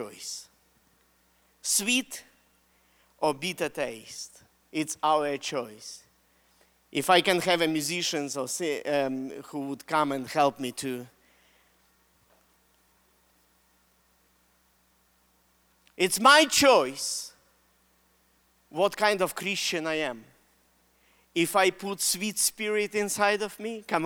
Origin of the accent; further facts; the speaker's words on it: Russia; accent: Russian; English is a second language; moved away; Why do I use Russian accent? I'm Russian